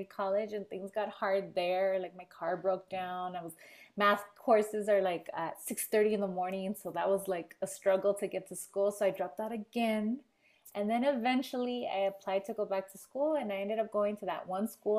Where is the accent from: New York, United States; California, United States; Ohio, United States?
California, United States; Los Angeles; I grew up in Echo Park in Los Angeles